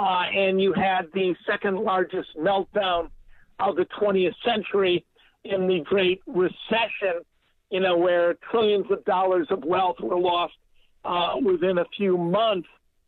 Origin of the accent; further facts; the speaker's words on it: Columbus, Ohio, United States; the Columbus Dispatch, my hometown Daily Monopoly.